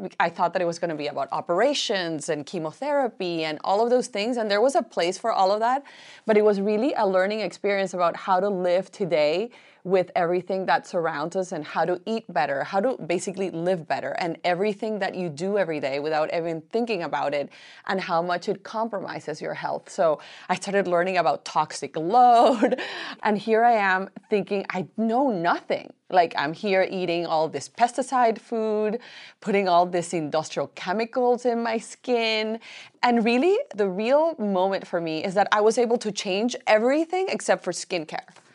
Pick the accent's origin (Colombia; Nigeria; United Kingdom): Colombia; also born or lived in Miami; now in United States; I am from Colombia